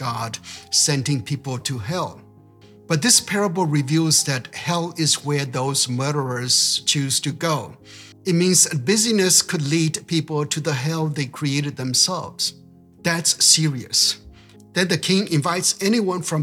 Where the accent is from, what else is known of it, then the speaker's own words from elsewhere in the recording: United States; I'm an American